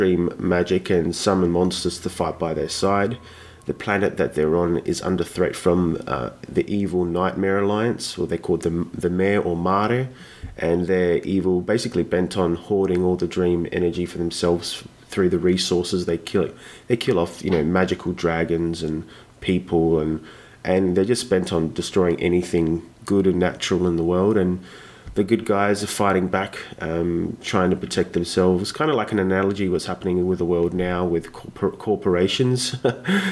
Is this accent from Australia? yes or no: yes; Australia; I'm from Australia, the land of the koala and kangaroo